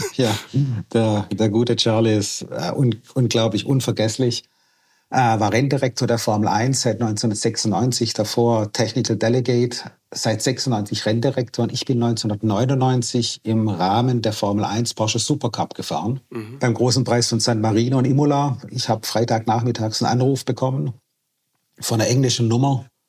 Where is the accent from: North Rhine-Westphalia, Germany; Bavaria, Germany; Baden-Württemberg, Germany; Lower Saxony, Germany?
Baden-Württemberg, Germany; Schorndorf; also born or lived in Waiblingen; Ich bin hier aufgewachsen, groß geworden, ich kenne hier jeden Winkel und wir sind so, wie wir sind im Remstal